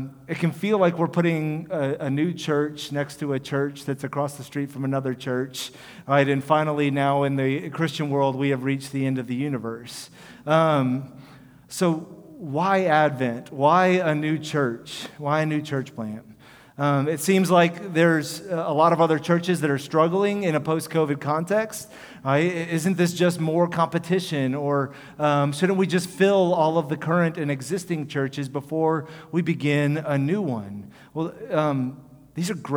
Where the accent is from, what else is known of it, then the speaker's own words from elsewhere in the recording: Houston, Texas, United States; I'm from Houston, and when I was in high school, there was an area of River Oaks